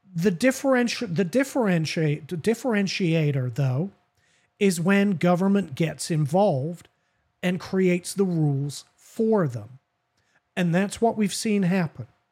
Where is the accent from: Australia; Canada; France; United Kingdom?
United Kingdom; England; also born or lived in the South (US); now in United States; That's from growing up in England. We say I reckon all the time